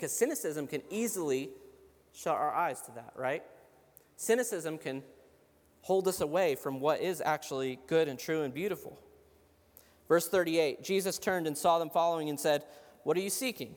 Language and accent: English; Cincinnati, Ohio, United States; I'm from Cincinnati.